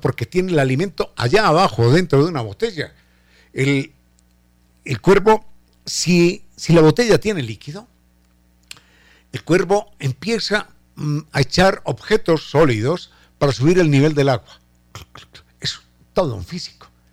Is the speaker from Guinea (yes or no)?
no; Ecuador; nuestro castellano ecuatoriano, de nuestros ecuatorianismos